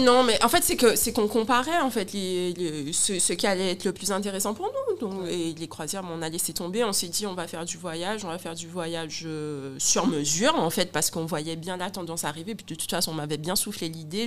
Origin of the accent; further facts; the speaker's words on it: Guadeloupe; j'ai un accent, je suis guadeloupéenne